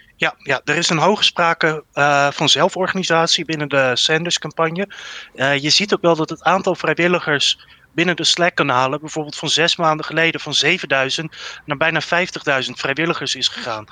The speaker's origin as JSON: {"language": "Dutch", "country": "Netherlands", "said": "als Nederlander"}